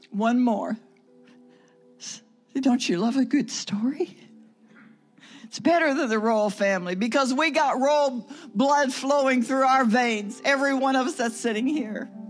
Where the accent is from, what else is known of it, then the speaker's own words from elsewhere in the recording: Russia; We're from Russia and uh, we're trying to get to Israel.